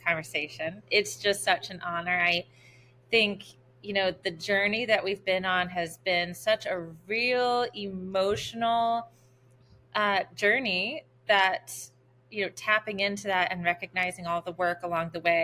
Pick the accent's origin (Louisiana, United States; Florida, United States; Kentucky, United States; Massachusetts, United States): Louisiana, United States; New Orleans; also born or lived in New York City; born and raised in New Orleans